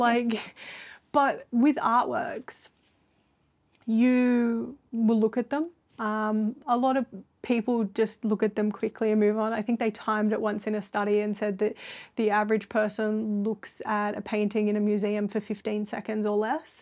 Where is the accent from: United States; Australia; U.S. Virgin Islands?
Australia; Sydney, New South Wales; I'm from Sydney and have never been anywhere very cold.